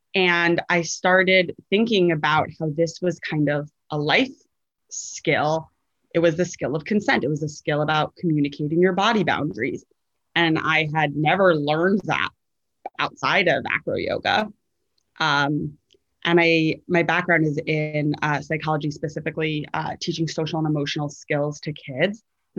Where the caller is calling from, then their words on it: New York City, New York, United States; I am podcasting in from Brooklyn, New York, which is my home.